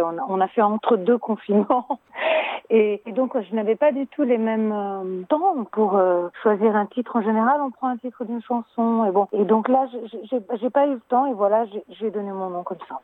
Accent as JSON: {"language": "French", "country": "Italy", "said": "je suis italienne"}